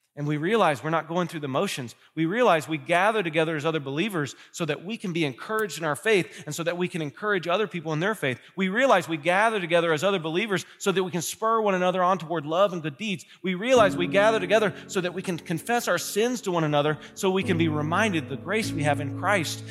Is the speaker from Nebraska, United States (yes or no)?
no; Kentucky, United States; now in Ohio, United States; I'm from Kentucky